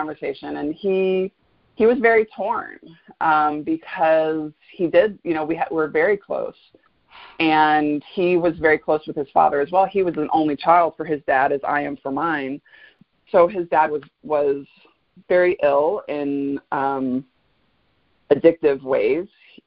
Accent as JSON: {"language": "English", "town": "Fort Lauderdale", "region": "Florida", "country": "United States", "tie": "born or raised there", "also_born_or_lived": "Gainesville, Florida", "said": "I grew up in South Florida. I'm a native South Floridian, a very rare breed. I was born in Fort Lauderdale."}